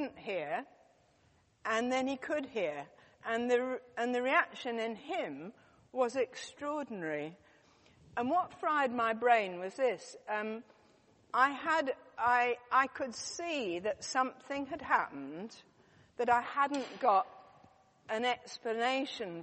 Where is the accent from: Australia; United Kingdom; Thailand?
United Kingdom; I'm very British.